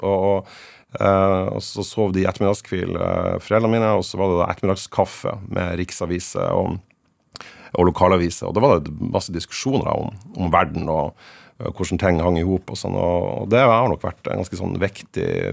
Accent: Fauske, Nordland, Norway; moved away as an adult; now in Tromsø, Norway; jeg er født og på Fauske. Jeg bodde der til jeg var ferdig med, med videregående.

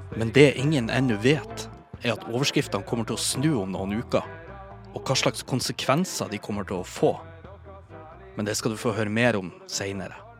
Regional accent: Bodø, Nordland, Norway; now in Oslo, Norway; Jeg er oppvokst i Bodø, byen som denne historien foregår i.

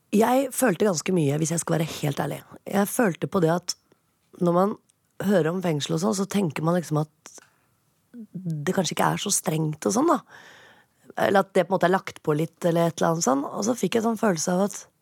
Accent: Oslo, Norway; jeg er fra Oppsal

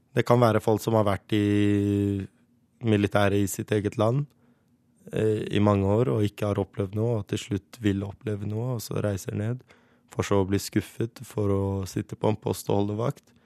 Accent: Oslo, Norway; born or raised there; moved away as an adult; also born or lived in Kurdistan; now in Iraqi Kurdistan

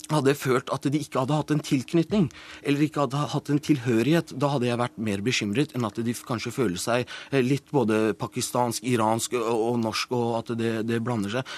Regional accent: Norway; also born or lived in Iran; Jeg har jo gått på norsk barnehage, norsk barne- og ungdomsskole, videregående og tatt utdanning her og lever her.

